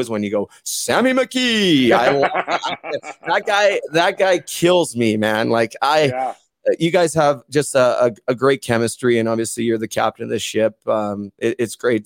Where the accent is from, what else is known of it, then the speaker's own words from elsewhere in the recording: Vancouver, British Columbia, Canada; I'm from Vancouver. I was 7 years old